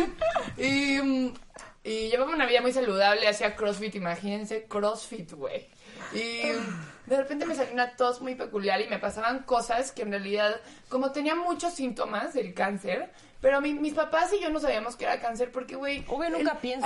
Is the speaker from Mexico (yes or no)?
yes; Mexico; moved away; soy mexicana